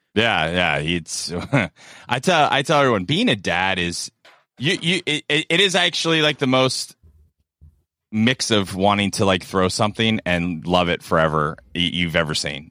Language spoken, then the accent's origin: English; South Florida, United States; I grew up in South Florida